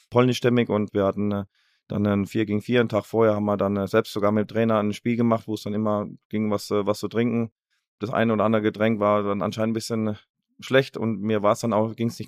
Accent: Baden-Württemberg, Germany; also born or lived in Ruhr area; aber ich bin Badenser und das werde ich auch immer bleiben. Ähm, das, ist, das ist meine Heimat. Ruhrgebiet hat mich, hat mich geprägt, mein halbes Leben hier verbracht.

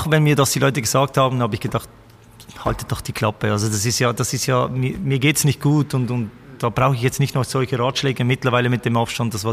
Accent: Basel, Basel-Stadt, Switzerland; die Basel ist eigentlich meine Heimat.

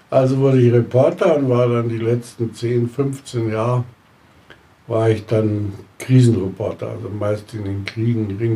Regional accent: Schliersee, Bavaria, Germany; also born or lived in Munich; geboren 9.3.1930, in München, aufgewachsen in Fischhausen, Neuhaus am Schliersee

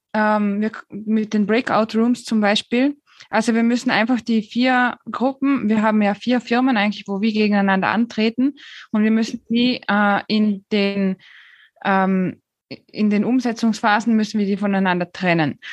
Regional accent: Austria; also born or lived in Switzerland; now in Spain; Ich bin eigentlich gebürtige Österreicherin, habe dann acht Jahre in der Schweiz gelebt

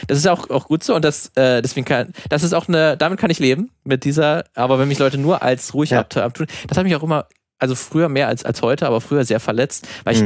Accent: Brandenburg, Germany; moved away; in der Heimat ähm, aus Brandenburg

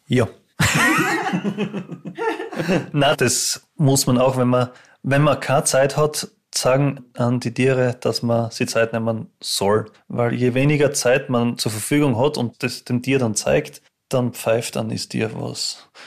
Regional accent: Styria, Austria; moved away as an adult; now in St. Gertraud, Austria; ich bin ursprünglich aus der Steiermark und eben daher geheiratet.

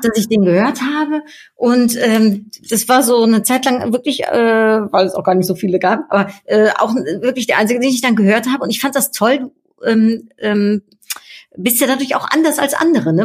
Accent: Netherlands; ich bin ja Niederländerin

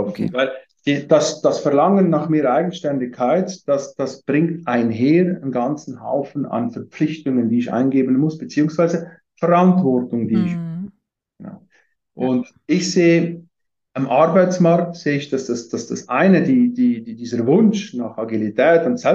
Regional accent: Valais, Switzerland; aufgewachsen bin ich in Wallis, Süd, Südschweiz

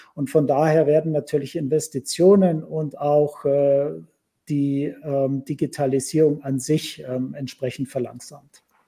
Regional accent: Germany; Bei uns in Deutschland

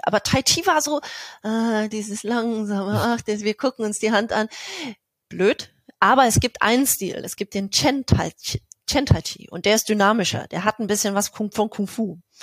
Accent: East Germany, Germany; ich bin, bin ein Ossi durch und durch

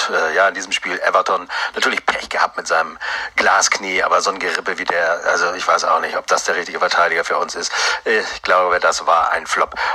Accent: Hamburg, Germany; Ja, Sturm sind wir Hamburger ja gar nicht mehr gewohnt, äh, wenn ihr wisst, was ich meine.

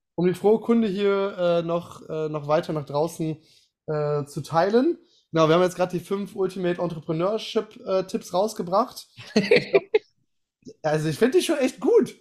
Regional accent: Aachen, North Rhine-Westphalia, Germany; ich komme ja aus Aachen, ist ja um die Ecke

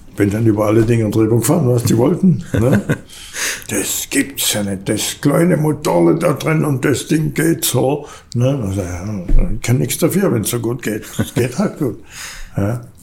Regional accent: Backnang, Baden-Württemberg, Germany; also born or lived in Rieden near Dasing, Bavaria; Und dann ist man dahergezogen nach Backnang, da hat meine Oma gelebt. Ja, und dann bin ich in Maubach in die Schule gegangen.

